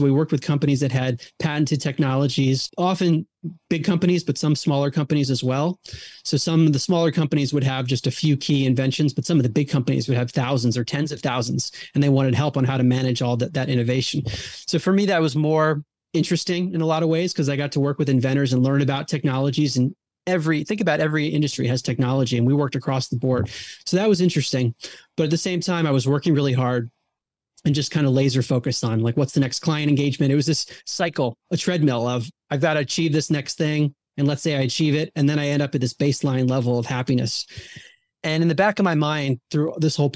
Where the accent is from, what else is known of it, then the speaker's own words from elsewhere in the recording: Baltimore, Maryland, United States; I grew up outside of Baltimore, Maryland